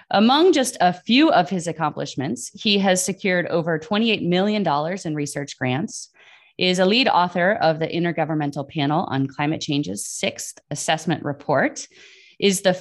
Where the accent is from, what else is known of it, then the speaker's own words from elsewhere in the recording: Lahore, Punjab, Pakistan; moved away as an adult; So I'm from Lahore.